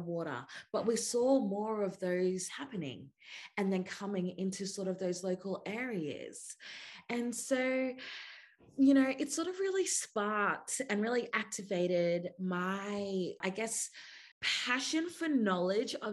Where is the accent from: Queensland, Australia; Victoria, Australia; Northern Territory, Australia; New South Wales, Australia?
Queensland, Australia; Weipa; also born or lived in Masig Island, Torres Strait Islands; now in Naarm (Melbourne), Australia; I grew up in Cape York, Queensland, in a place called Weipa on Ulna country